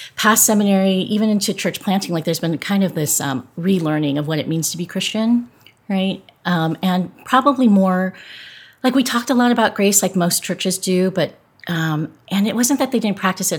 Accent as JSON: {"language": "English", "region": "Southern California", "country": "United States", "tie": "born or raised there", "said": "I grew up in Southern California"}